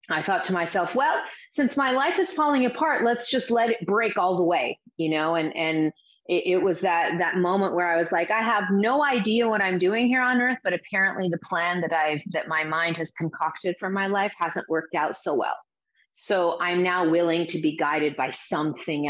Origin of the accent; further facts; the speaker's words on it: Azores, Portugal; now in United States; I grew up in the Azores Islands. My parents are Portuguese, but they're from the Azores Islands, which are these remote islands in the middle of the Atlantic, but they belong to Portugal. So I grew up there. I was born in the U.S., but I grew up there.